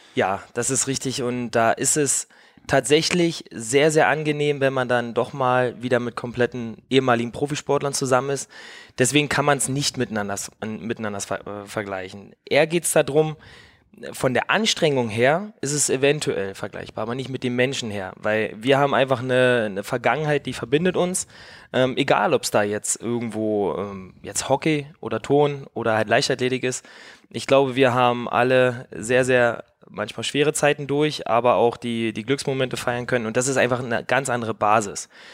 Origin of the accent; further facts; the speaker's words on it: East Germany, Germany; ich komme halt auch aus dem Osten